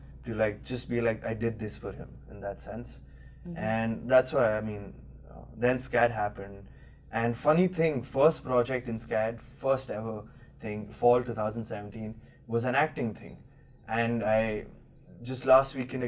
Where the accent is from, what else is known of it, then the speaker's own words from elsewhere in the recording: Chandigarh, India; moved away as an adult; also born or lived in South India; From the city called Chandigarh, which is 4 hours away from the capital, Delhi.